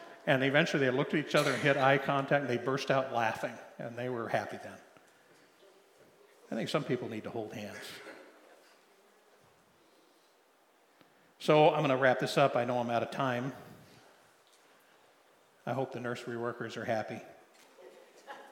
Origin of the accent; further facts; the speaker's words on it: Liberty, Missouri, United States; Liberty, Missouri, my hometown